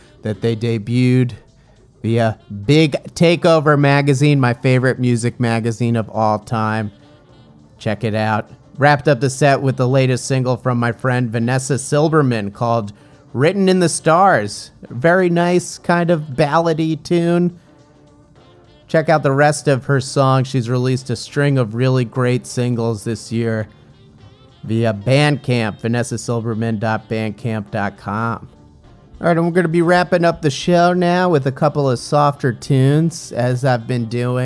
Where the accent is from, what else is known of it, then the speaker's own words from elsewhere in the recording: New Jersey, United States; growing up in the great state of New Jersey, my home state